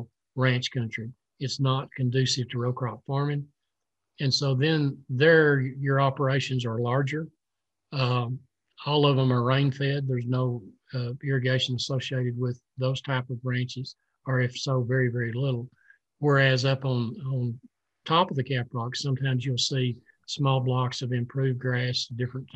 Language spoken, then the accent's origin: English; West Texas, United States; I was born and raised in the small community I currently live